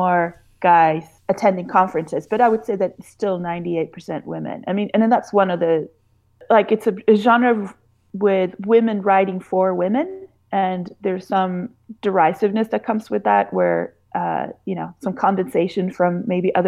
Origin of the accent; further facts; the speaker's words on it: Sweden; moved away; I grew up in Sweden